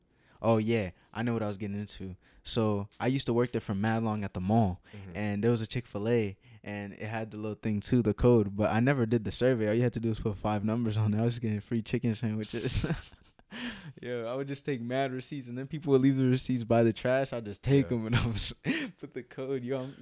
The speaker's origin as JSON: {"language": "English", "town": "Dallas", "region": "Texas", "country": "United States", "tie": "born or raised there", "also_born_or_lived": "Massachusetts", "said": "Well, I was born in Mass, uh-huh. but I was raised in Dallas and Mesquite, so I say I'm from there."}